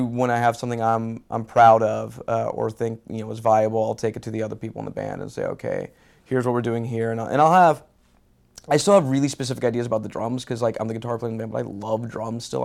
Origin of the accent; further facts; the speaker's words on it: Houston, Texas, United States; moved away; also born or lived in California; I'm originally from Houston, Texas